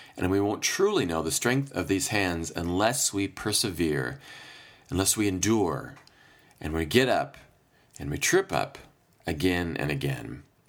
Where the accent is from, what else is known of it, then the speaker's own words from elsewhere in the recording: Iowa, United States; now in Chicago, United States; I was home, back in my home state of Iowa for a few days